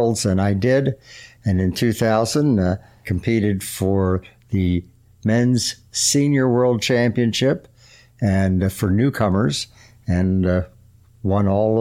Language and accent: English; Lancaster, Pennsylvania, United States; moved away as an adult; also born or lived in Salisbury, Maryland; I grew up in Lancaster, Pennsylvania